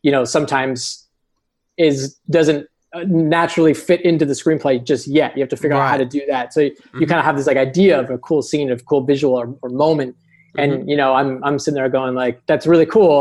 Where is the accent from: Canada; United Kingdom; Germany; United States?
Canada; also born or lived in Toronto area; We're both in the Toronto area. We're both Canadian.